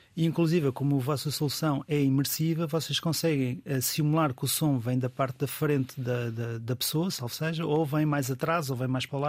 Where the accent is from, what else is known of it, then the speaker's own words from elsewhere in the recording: Portugal; é um orgulho como português